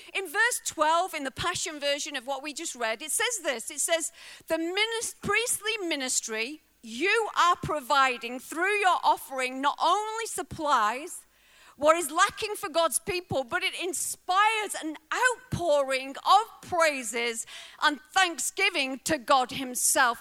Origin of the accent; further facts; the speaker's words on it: Bolton, North West England, United Kingdom; moved away as an adult; now in Wales, United Kingdom; I was raised in a working class family. Uh, my family didn't have a lot. We were raised on a, a council estate in uh, the northwest in Lancashire, Bolton